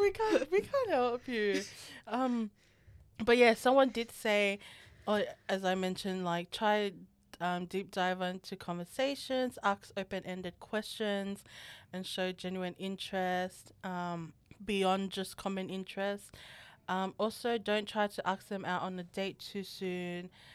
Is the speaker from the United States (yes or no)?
no; Australia; us Australians